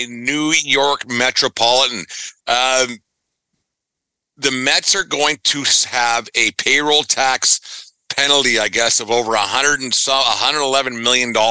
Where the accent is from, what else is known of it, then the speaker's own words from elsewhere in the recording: Western Canada, Canada; I'm from Western Canada